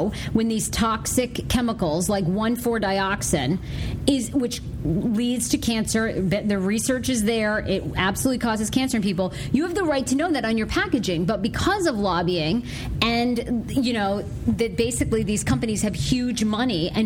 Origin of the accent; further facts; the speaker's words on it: Maine, United States; I grew up in Maine